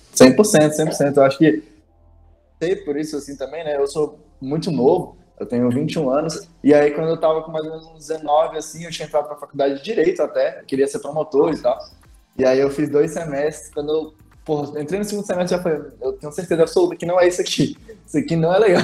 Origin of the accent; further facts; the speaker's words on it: Brasília, Federal District, Brazil; eu sou de Brasília